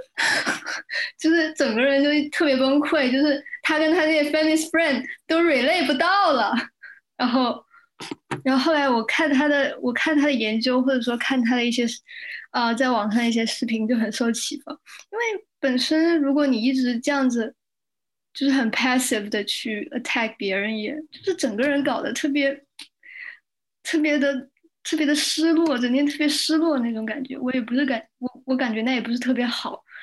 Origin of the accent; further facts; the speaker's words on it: Shenzhen, Guangdong, China; 我从小在深圳长大